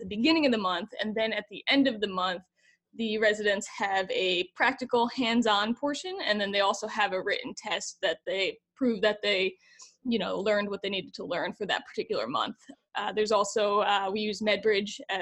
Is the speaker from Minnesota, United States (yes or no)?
no; New Jersey, United States; moved away as an adult; now in Evansville, Indiana, United States; I'm from New Jersey